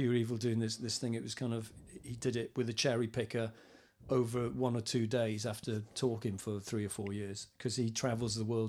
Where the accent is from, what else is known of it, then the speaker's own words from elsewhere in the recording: Swansea, Wales, United Kingdom; also born or lived in Cardiff; now in Vale of Glamorgan, United Kingdom; even though I live in the Vale of Glam, I grew up in Swansea, which is Wales's second city, or Wales's premier city, as football fans like to call it, last few years. Even though I've lived actually in around Cardiff for 25 years